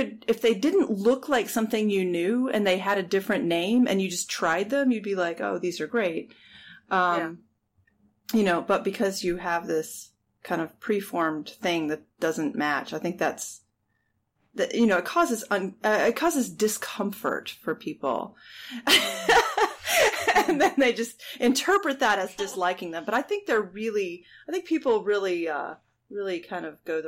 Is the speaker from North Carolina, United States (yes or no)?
yes; Jupiter, North Carolina, United States; growing up in Jupiter, North Carolina